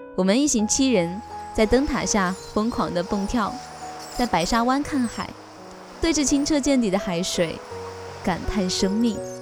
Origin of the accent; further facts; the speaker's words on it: China; 原来大家都是大陆人